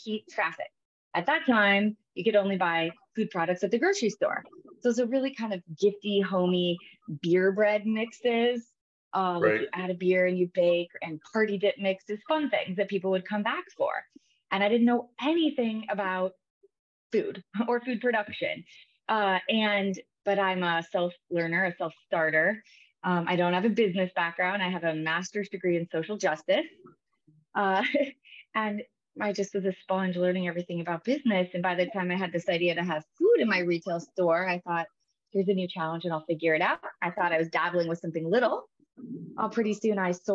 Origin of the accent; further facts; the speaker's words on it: Iowa, United States; I am a Midwest girl. So I grew up in the Midwest in Iowa